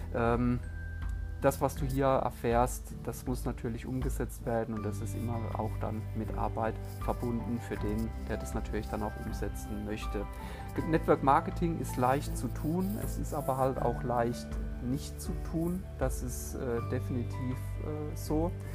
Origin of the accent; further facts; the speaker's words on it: Heidelberg, Baden-Württemberg, Germany; ich bin im wunderschönen Heidelberg in Baden-Württemberg geboren.